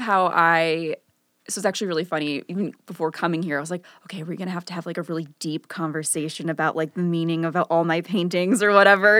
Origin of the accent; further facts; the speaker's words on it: Northfield, Illinois, United States; Northfield is the, the where I grew up. It's, like, kinda near Kenilworth